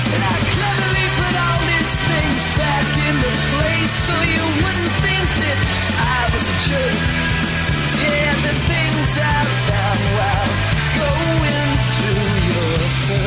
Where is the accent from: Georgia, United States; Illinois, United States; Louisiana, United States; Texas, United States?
Illinois, United States; Chicago; Chicago. My hometown